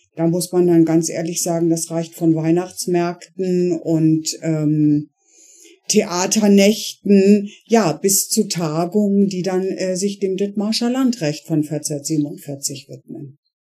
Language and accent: German; Bremen, Germany; moved away as an adult; also born or lived in Hamburg / Flensburg; now in Meldorf, Germany; ich äh, bin eigentlich äh, gebürtige Bremerin